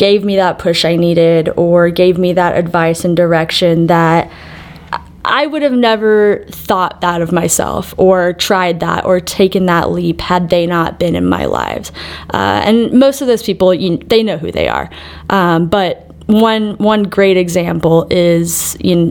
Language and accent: English; Waco, Texas, United States; moved away as an adult; also born or lived in Arizona; now in Denver, United States; I'm actually from Waco, Texas. And for those of you that somehow have missed where and what that is, turn on HGTV, drink a Dr. Pepper, any of those places, if you look real closely, will lead you back to the heart of Texas, as they call it. And yeah, that's where I spent most of my growing up years